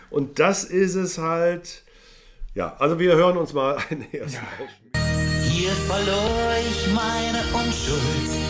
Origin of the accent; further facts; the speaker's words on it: Cologne, North Rhine-Westphalia, Germany; also mein Botzenburg ist natürlich leider meine Heimatstadt Köln.